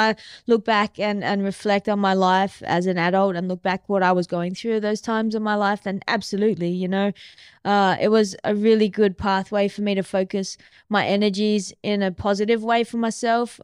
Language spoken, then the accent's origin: English; Mandurah, Western Australia, Australia; I grew up in Mandurah